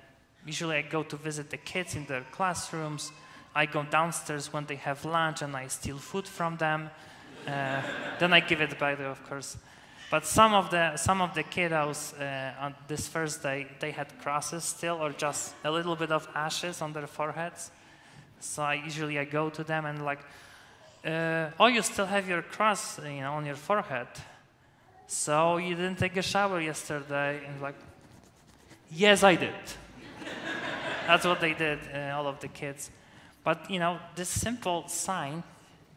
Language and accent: English; Poland; first language Polish; English is a second language; moved away as an adult; now in United States; my native language is Polish